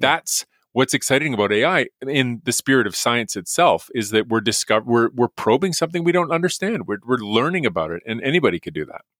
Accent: Edmonton, Alberta, Canada; I grew up in Edmonton, went to the U

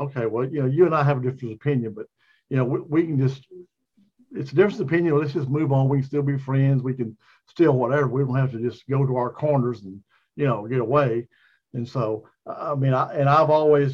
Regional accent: Dallas, Texas, United States; also born or lived in Duncanville; I grew up in Dallas.

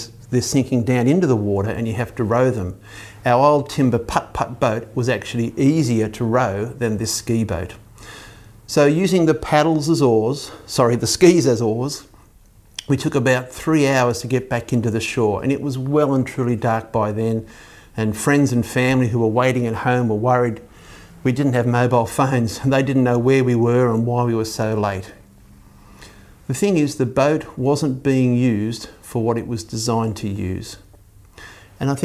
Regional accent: Belmont, New South Wales, Australia; I grew up in Belmont near Lake Macquarie

